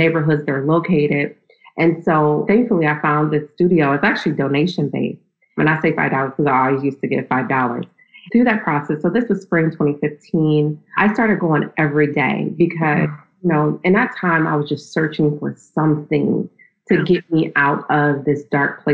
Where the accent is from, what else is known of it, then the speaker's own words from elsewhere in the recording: Akron, Ohio, United States; moved away as an adult; also born or lived in Nashville, Tennessee / New York; I was raised in Akron, Ohio